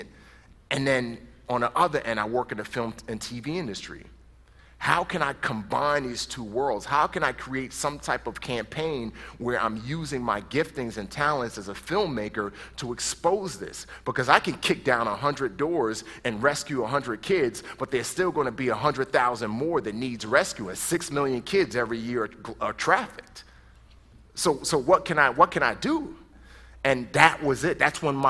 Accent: New York City, New York, United States; moved away; I grew up in the Bronx

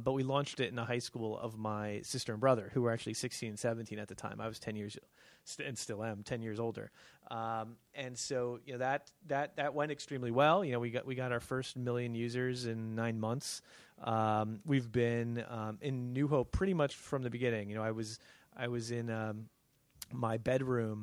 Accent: New Jersey, United States; moved away as an adult; also born or lived in California / Pennington, New Jersey; I'm originally from New Jersey

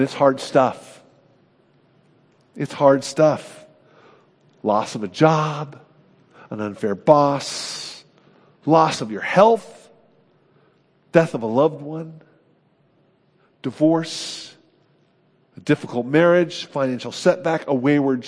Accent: California, United States; I'm from California. That shapes me.

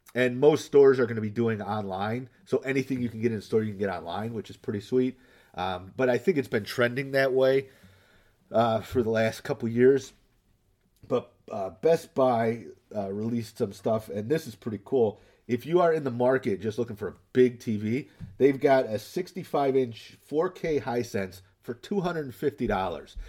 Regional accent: Northville, United States; my hometown, um, Northville

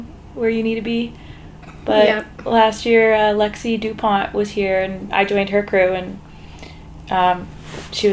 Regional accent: Calgary, Alberta, Canada; moved away as an adult; also born or lived in Vancouver / Whistler; I grew up in Calgary

